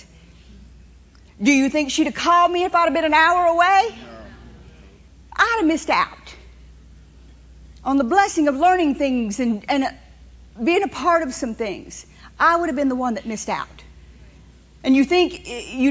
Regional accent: New Orleans, Louisiana, United States; I grew up in New Orleans. I was born at a place called Hotel Dieu

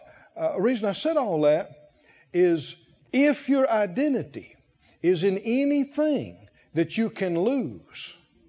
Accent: the South, United States; born there; I was born in the South and I was born to the Moore family. And so I'm a Moore boy. I'm a country boy.

